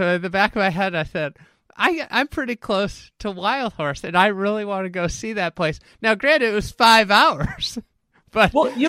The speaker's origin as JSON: {"language": "English", "region": "Scotland", "country": "United Kingdom", "tie": "born or raised there", "said": "But growing up in Scotland, like what you just said about the equipment, like that equipment is such a focal point of American golf."}